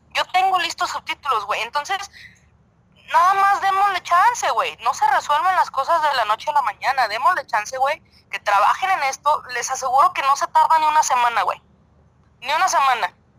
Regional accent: Mexico; somos los mexicanos

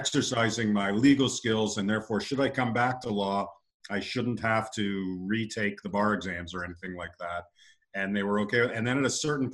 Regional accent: London, Ontario, Canada; moved away as an adult; also born or lived in Los Angeles; I grew up in London, Ontario

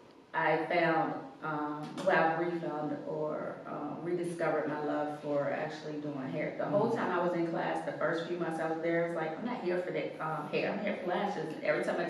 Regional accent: Virginia, United States; also born or lived in Louisa, Virginia / Montpelier, Virginia; I'm from Virginia, but my family is from like Louisa, Montpelier area, so it's got a country. I've got a country girl. but I've lived in the city since elementary school

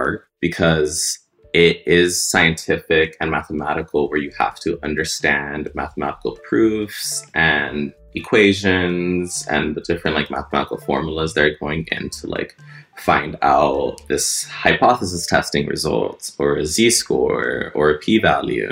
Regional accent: United States; growing up in America as Latino

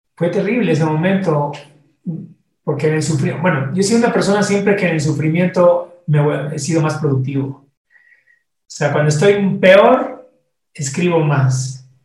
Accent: Ecuador; moved away as an adult; also born or lived in Costa Rica; el primer director creativo ecuatoriano de la, agencia.

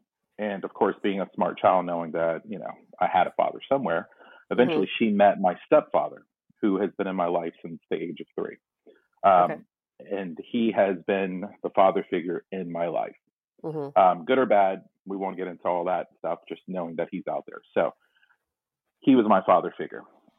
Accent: Tarboro, North Carolina, United States; born there; I was born in North Carolina, and a small place called Tarboro, North Carolina

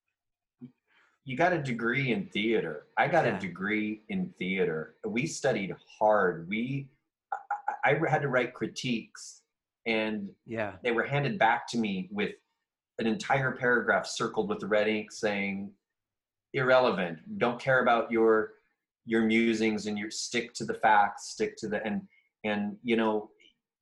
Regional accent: Nebraska, United States; also born or lived in San Francisco / New York; now in Los Angeles, United States; I'm from Nebraska.

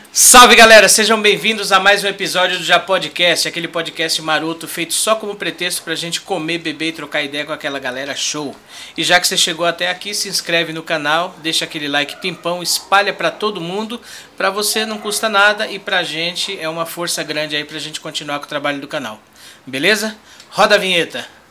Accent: São Paulo, Brazil; Eu nasci aqui, mas os meus pais são de Pernambuco

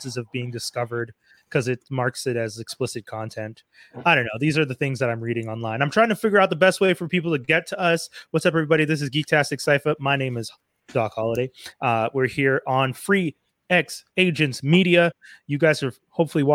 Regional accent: Montreal, Quebec, Canada; we're all from Montreal

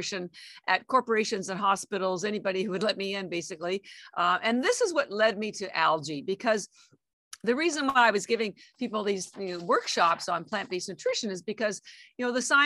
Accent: Canada; moved away as an adult; now in Boston, United States; I am Canadian by birth, and I have an MBA and all my education was in Canada

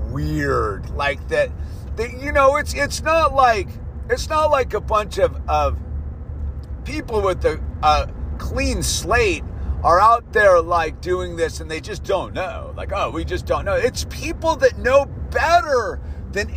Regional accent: United States; I am an American

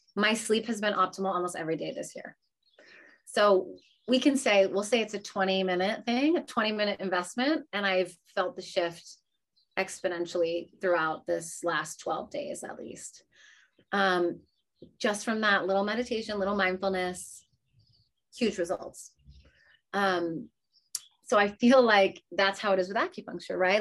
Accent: New England, United States; Growing up in New England

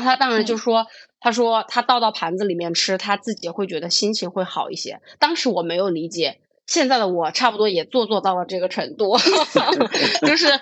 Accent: Hubei, China; 我是一个湖北人

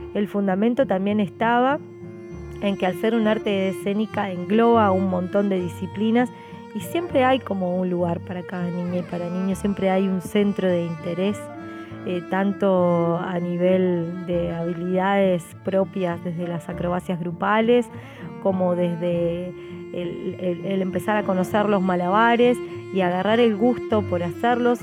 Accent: Uruguay; estoy actualmente cursando una maestría, un posgrado en mi país.

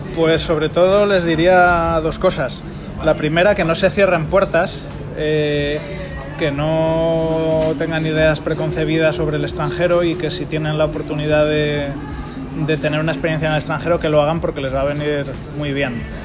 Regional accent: Spain; now in Singapore; cuando vuelvo a España

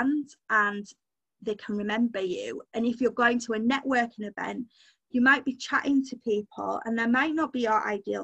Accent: Yorkshire and the Humber, United Kingdom; I'm a Yorkshire girl through and through

